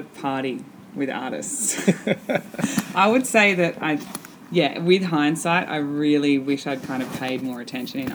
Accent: Coffs Harbour, New South Wales, Australia; now in Newcastle, Australia; I grew up in Coffs Harbour, which is about 4 hours north of Newcastle, and I moved to Newcastle after high school to do uni

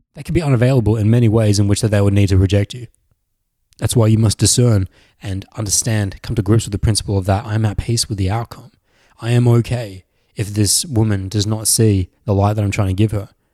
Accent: Australia; accent: very Australian; when I was growing up in Australia. It was mostly Australian blokes who sound like me, 'cause I have a very Australian accent

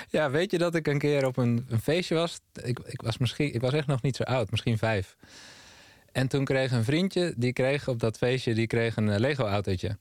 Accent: Amsterdam, North Holland, Netherlands; also born or lived in Amersfoort; Ja, ik ben opgegroeid in Amsterdam. Eerst in Zuidoost en daarna in Noord

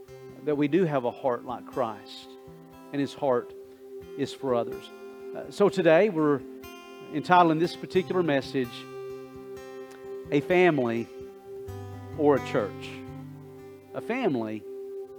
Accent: Coldwater, United States; I grew up in Coldwater

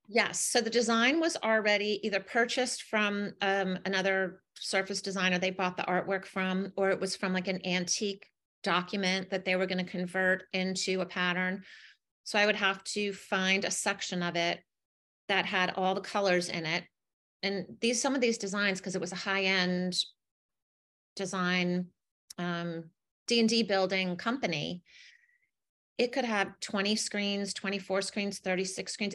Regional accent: Connecticut, United States; I grew up in Connecticut

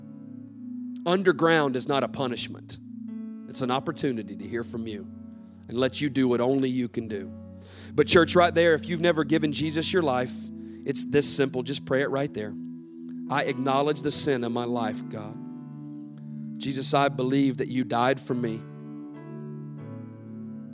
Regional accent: the South, United States; I grew up in the South

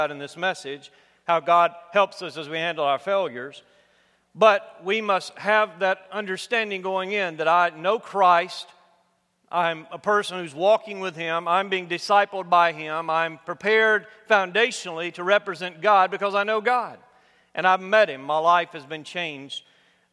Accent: United States; growing up in the United States, particularly in my generation, I'm a baby boomer

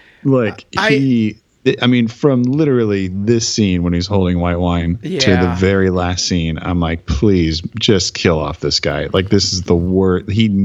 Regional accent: Minnesota, United States; I was just like, I'm from Minnesota. Hello, Minnesota.

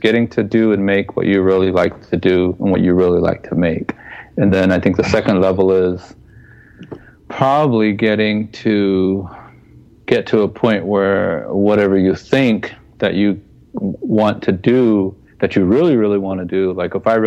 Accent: United States; We're Native American people

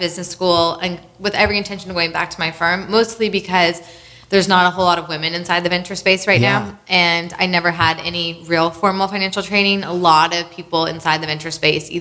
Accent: California, United States; moved away; I'm from California.

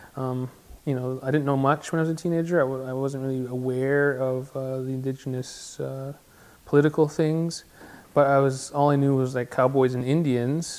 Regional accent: Six Nations, Ontario, Canada; also born or lived in Toronto, Ontario; I grew up on Six Nations. I was born in Toronto at Mount Sinai Hospital. I moved here when I was 3, and I've been here ever since

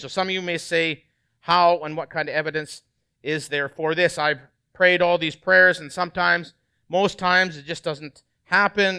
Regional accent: Canada; moved away; I'm, I'm Canadian originally

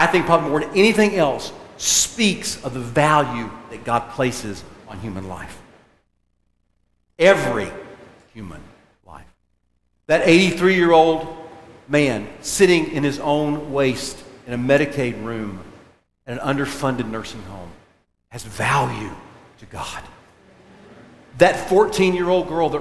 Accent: United States; we, as Americans

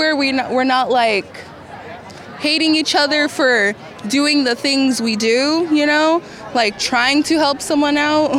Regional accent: Sacramento, California, United States; I'm from Sacramento. I was born and raised here.

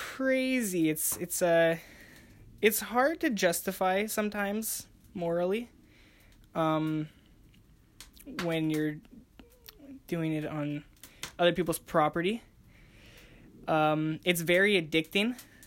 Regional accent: Montreal, Quebec, Canada; So I'm 18 years old, and I come from Montreal, Quebec, up in Canada.

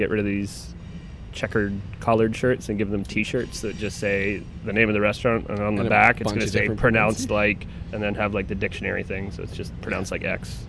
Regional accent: Provence-Alpes-Côte d'Azur, France; moved away; inspired by my time growing up in Provence

